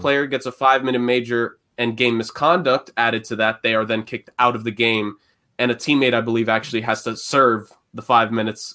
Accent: New York City, New York, United States; growing up in New York City, in the public schools

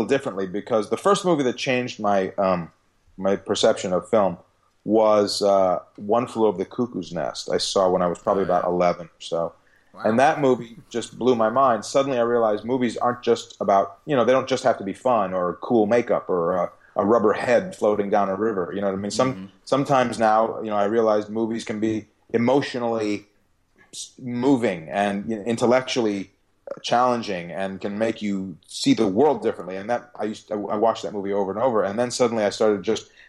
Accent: Chicago, Illinois, United States; moved away as an adult; also born or lived in Hollywood; now in Los Angeles, United States; I'm from Chicago.

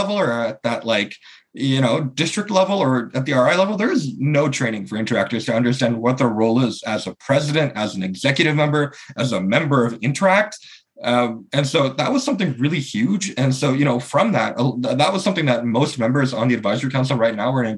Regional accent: Canada; I'm from Canada and in North America.

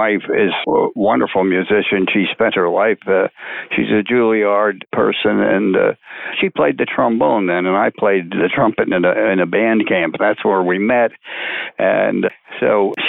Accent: Rahway, New Jersey, United States; I was born in Rahway, New Jersey, of course, in 1930

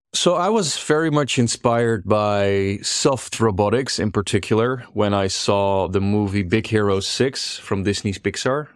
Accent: Netherlands; I grew up here in the Netherlands. I'm as Dutch as they come.

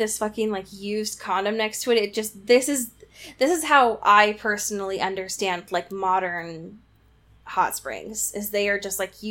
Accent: Portland, United States; where I grew up in Portland, we had hot springs about an hour out from us.

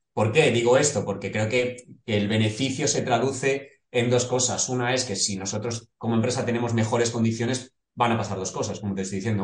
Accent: Móstoles, Community of Madrid, Spain; nosotros somos de Madrid, eh, de un barrio del sur de Madrid, de Móstoles

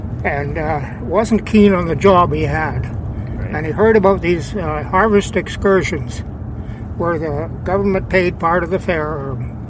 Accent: Saskatchewan, Canada; I was born just in the Alberta side of Saskatchewan here.

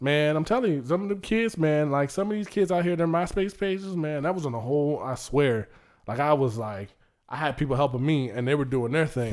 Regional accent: Suffolk, Virginia, United States; also born or lived in Maryland; I was born in Maryland, but raised in Suffolk

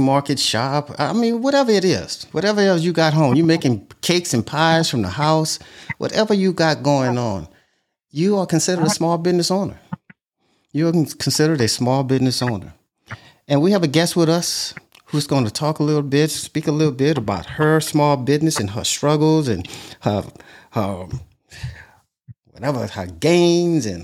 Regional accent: Louisiana, United States; I'm from Louisiana

